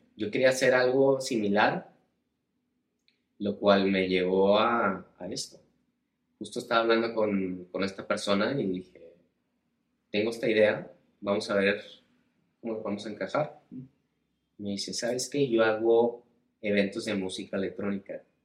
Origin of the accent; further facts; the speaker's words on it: El Paso, Texas, United States; moved away as an adult; also born or lived in Ciudad Juárez, Mexico / Ibiza, Spain; Nací en El Paso, Texas, en la frontera